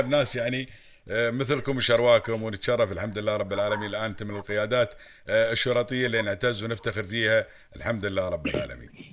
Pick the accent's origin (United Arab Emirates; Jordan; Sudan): United Arab Emirates; عندنا في الامارات